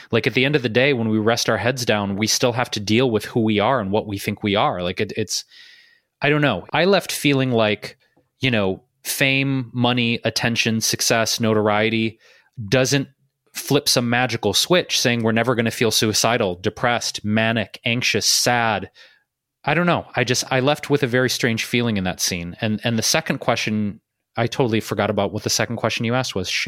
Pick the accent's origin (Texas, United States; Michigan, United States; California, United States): Michigan, United States; Detroit; also born or lived in Chicago / New York City / Bay Area; now in Los Angeles, United States; I moved out of my hometown of Detroit, right? I lived in Chicago, I lived in New York City, I lived in the Bay Area, I've been in LA.